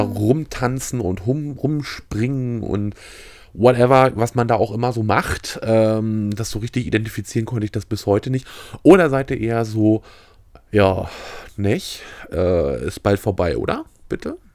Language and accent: German; Mecklenburg-Vorpommern, Germany; als Mecklenburger